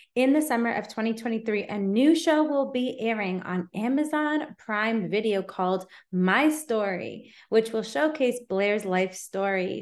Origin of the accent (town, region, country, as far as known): Canada; also born or lived in Toronto